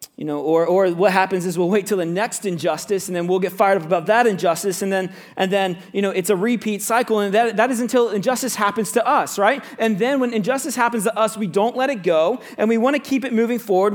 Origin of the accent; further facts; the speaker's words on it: Central Florida, United States; moved away; I grew up in Central Florida